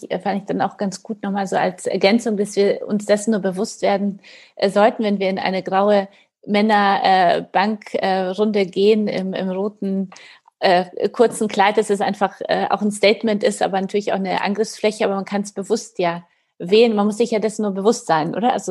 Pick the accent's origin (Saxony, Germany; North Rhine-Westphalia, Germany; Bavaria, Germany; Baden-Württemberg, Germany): Bavaria, Germany; now in Hamburg, Germany; als Bayer in Hamburg